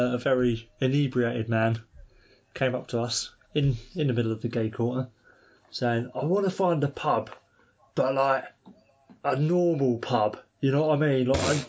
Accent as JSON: {"language": "English", "region": "London", "country": "United Kingdom", "tie": "born or raised there", "said": "I grew up in London, so I can basically claim to be a double-hard Londoner for the rest of my life."}